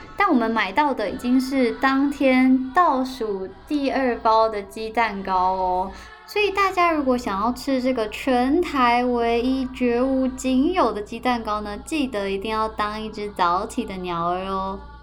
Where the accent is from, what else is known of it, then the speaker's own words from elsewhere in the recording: Taichung, Taiwan; 以上就是我台中人跟大家简略介绍的台中事